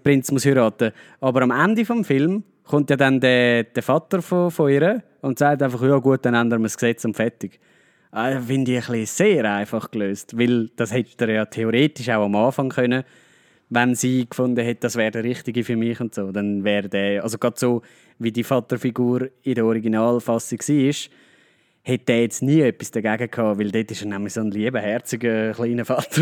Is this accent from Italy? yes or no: no; Switzerland; Also bei uns in der Schweiz